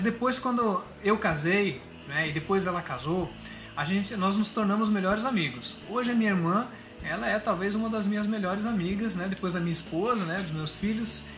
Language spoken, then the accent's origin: Portuguese; Curitiba, Paraná, Brazil; Eu sou de Curitiba, sou do Paraná, mas o meu pai é baiano